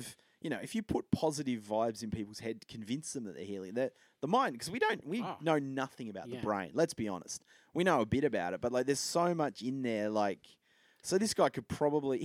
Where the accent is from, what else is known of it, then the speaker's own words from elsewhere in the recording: Tasmania, Australia; I'm from Tassie